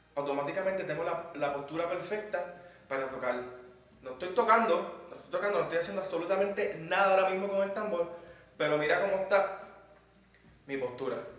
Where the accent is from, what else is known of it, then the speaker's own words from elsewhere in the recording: Puerto Rico; moved away as an adult; now in Madrid, Spain; vengo desde Puerto Rico. Actualmente estoy haciendo mi maestría en producción musical y ando por Madrid